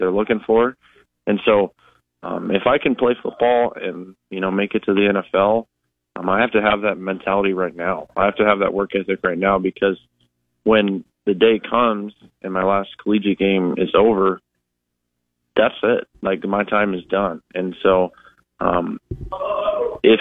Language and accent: English; Montana, United States; moved away as an adult; now in Nebraska, United States; growing up in Montana